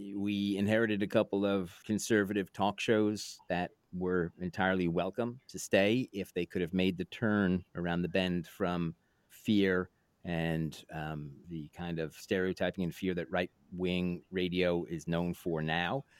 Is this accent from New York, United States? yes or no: yes; New York City, New York, United States; moved away; also born or lived in Woodstock, New York; growing up in New York City